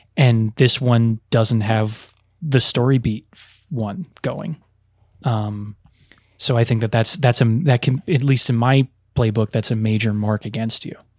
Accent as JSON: {"language": "English", "region": "the New York area", "country": "United States", "tie": "born or raised there", "said": "I grew up in the New York area with a lot of Italian American kids"}